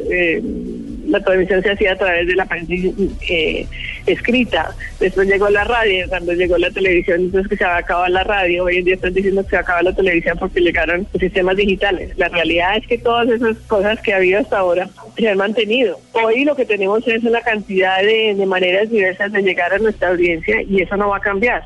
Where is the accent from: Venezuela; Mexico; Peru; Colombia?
Colombia; moved away; siempre es un placer volver a mi tierra